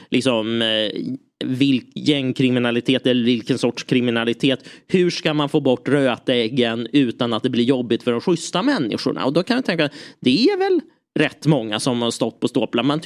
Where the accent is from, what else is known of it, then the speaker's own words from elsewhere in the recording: Lidingö, Stockholm County, Sweden; jag växte upp på Lidingö, där var det mycket Djurgården.